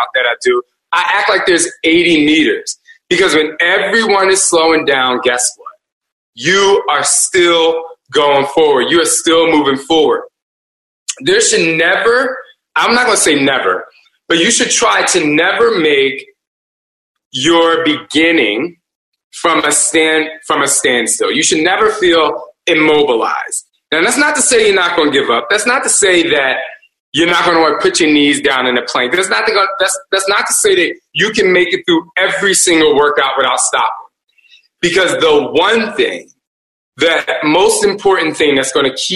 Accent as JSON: {"language": "English", "region": "New Jersey", "country": "United States", "said": "we're from Jersey"}